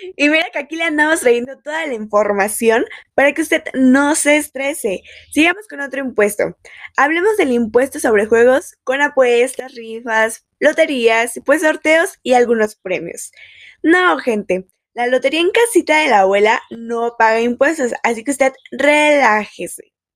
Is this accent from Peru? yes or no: no; Mexico; como mexicanos